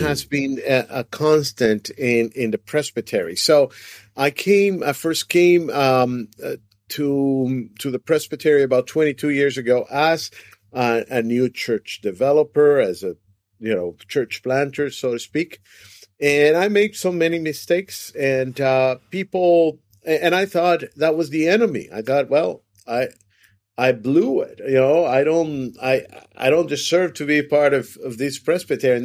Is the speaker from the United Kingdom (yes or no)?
no; Venezuela; born or raised there; moved away as an adult; also born or lived in Brazil; now in United States